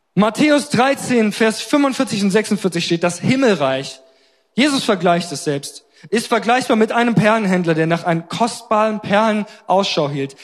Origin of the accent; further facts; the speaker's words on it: Germany; als Deutsche